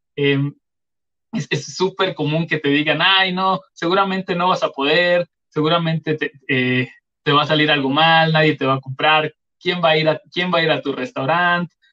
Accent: Chiapas, Mexico; yo soy de Chiapas

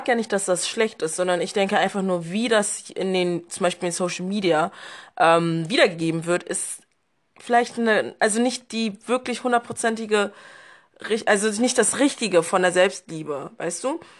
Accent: Berlin, Germany; now in Cologne, Germany; Ich bin in Berlin groß geworden und jetzt wohne ich seit knapp zwei Jahren in Köln.

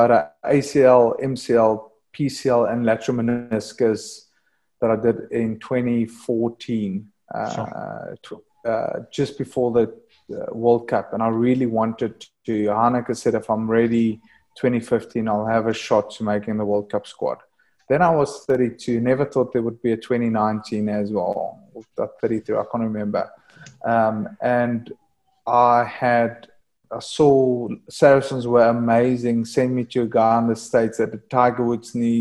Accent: South Africa; moved away as an adult; being a South African boy that just loves surfing warm weather

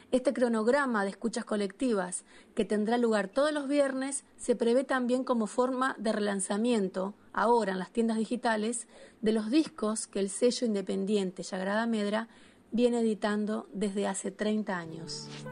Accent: Concordia, Entre Ríos, Argentina; now in Uruguay; soy compositora de Concordia

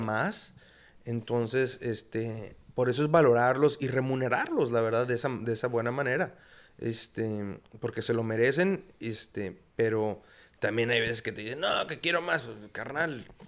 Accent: Tijuana, Baja California, Mexico; also born or lived in United States / La Paz; toda mi vida he vivido aquí, en Tijuana, ha sido mi casa

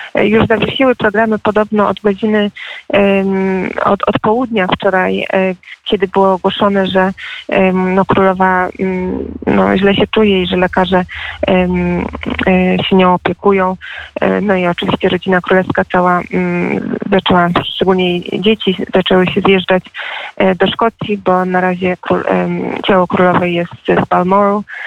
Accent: United Kingdom; jestem w sumie brytyjką

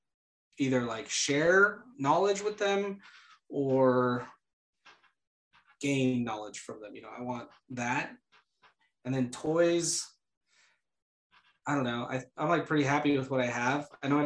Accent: Idaho, United States; I'm from Idaho, aren't I? Dang it.

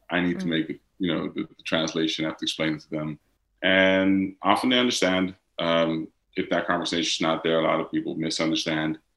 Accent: Netherlands; accent: Dutch; English is a second language; I haven't spoken in my Dutch accent in English for the past five years. English is my second language, it's not

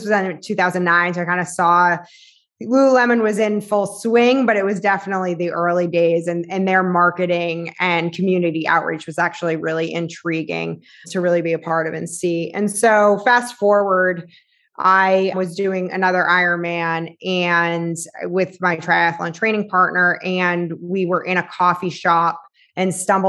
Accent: Boston, Massachusetts, United States; So I was in sales for tech, and I'm from Boston.

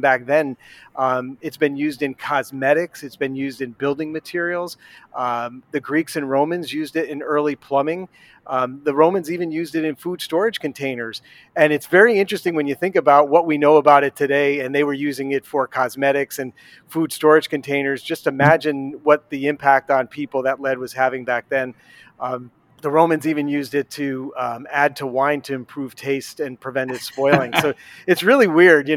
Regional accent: Connecticut, United States; moved away as an adult; also born or lived in Pennsylvania / Kentucky; I've been born and raised in Connecticut, but I've lived in Pennsylvania and Kentucky, of all places, as well

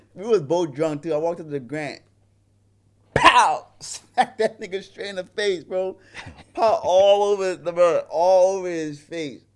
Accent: New York City, New York, United States; moved away as an adult; also born or lived in Hawaii; a young brother growing up in Brooklyn, New York

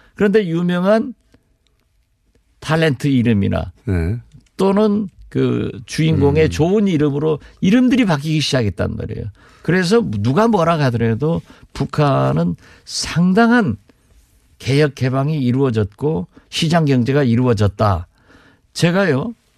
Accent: Jindo, South Jeolla, South Korea; 제 고향이 진도이고

